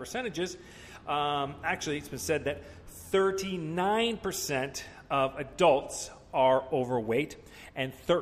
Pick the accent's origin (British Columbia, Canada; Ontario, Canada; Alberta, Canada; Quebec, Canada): British Columbia, Canada; Vancouver; I'm from Vancouver